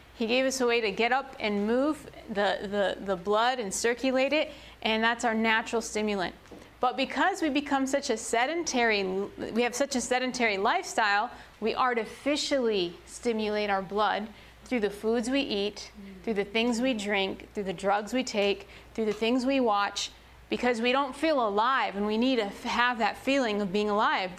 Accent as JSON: {"language": "English", "town": "Chicago", "region": "Illinois", "country": "United States", "tie": "born or raised there", "said": "I grew up in Chicago"}